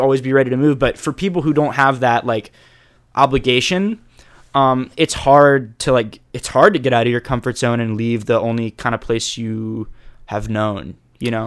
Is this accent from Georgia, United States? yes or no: no; Jacksonville, Florida, United States; moved away as an adult; also born or lived in Chapel Hill, North Carolina; I loved growing up in Jacksonville